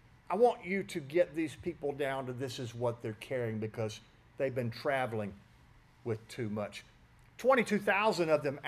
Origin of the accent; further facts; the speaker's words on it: West Tennessee, United States; I grew up in West Tennessee